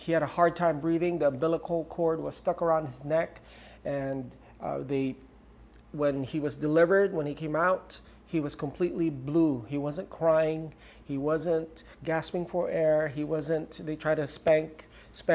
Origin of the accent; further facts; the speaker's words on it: Romblon, Mimaropa, Philippines; I grew up in Ojongan Romblon, small island in the center of the Pacific Ocean with no running water at that time and no electricity.